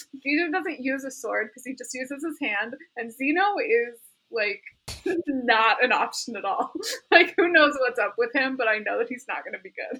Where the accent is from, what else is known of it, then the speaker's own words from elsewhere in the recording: Midwest, United States; where we grew up because we were not in a country place